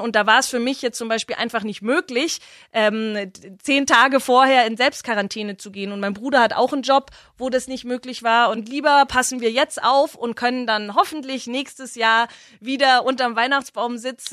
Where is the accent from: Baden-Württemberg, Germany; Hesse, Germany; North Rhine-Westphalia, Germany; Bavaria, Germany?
Bavaria, Germany; Herrsching am Ammersee; also born or lived in Freiburg; Ich würde mich immer als Herrschingerin bezeichnen. Äh, das ist meine Heimat.